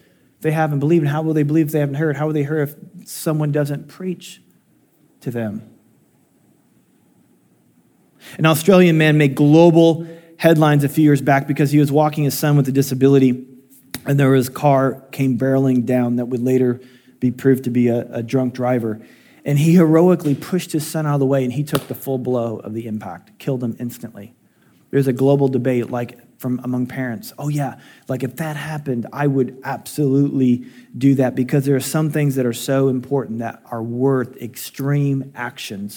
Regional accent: Illinois, United States; I was born in Illinois

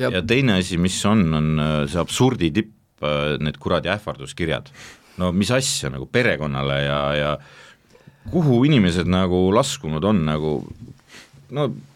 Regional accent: Estonia; ma olen eestlane siiski

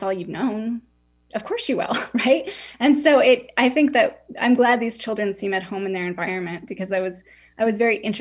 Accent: Utah, United States; I grew up in Utah

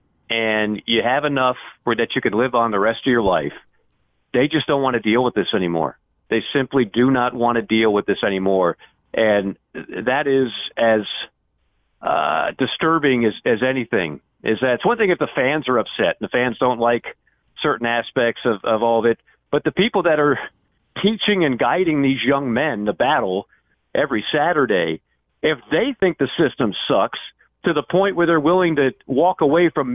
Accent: the South, United States; I'm a Southerner

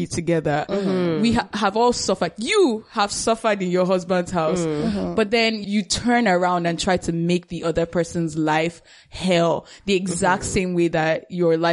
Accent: Nigeria; growing up in Nigeria

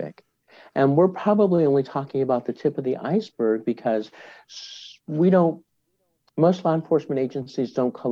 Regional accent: Boulder, Colorado, United States; I'm part of an organization in my hometown of Boulder, Colorado

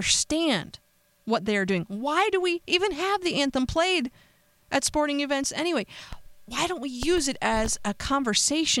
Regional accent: United States; we're Americans

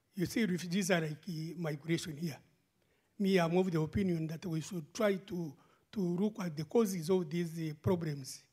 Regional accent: Uganda; moved away as an adult; now in Brussels, Belgium; when I was growing up in Uganda

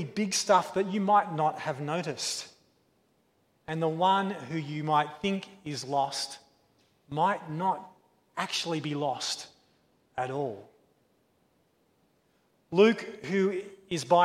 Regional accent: Australia; As an Australian child

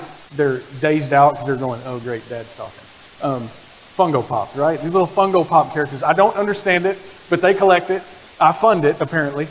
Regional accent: Oklahoma, United States; moved away as an adult; also born or lived in Texas; I was born in Oklahoma, like that. Grew up in Oklahoma, spent most of my adult life in Texas

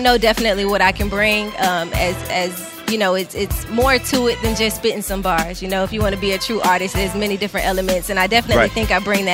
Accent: Cobb County, Georgia, United States; now in Atlanta, United States; I'm originally from Cobb County

